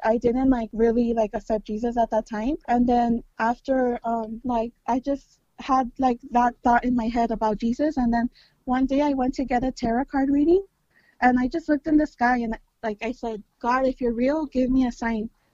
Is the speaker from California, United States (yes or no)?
yes; California, United States; I'm Mexican American. I'm born from California. I'm born in California.